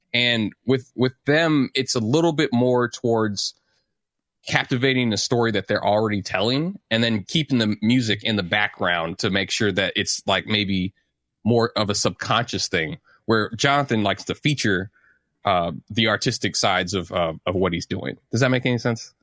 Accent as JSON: {"language": "English", "town": "St. Louis", "region": "Missouri", "country": "United States", "tie": "born or raised there", "said": "I grew up in St. Louis, Missouri"}